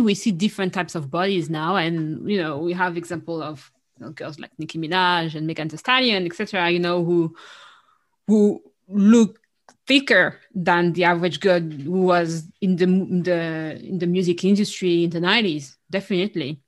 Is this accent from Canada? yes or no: no; Paris, Île-de-France, France; moved away as an adult; now in London, United Kingdom; growing up in Paris, especially in Paris, which is even more than the rest of France